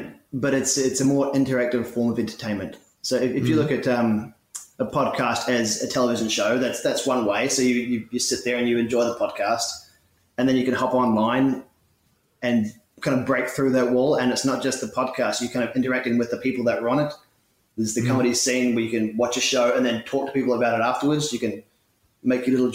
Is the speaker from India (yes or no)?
no; Dunedin, Otago, New Zealand; moved away as an adult; now in Melbourne, Australia; I have a mother and a father and two brothers back in New Zealand, back in my hometown of Dunedin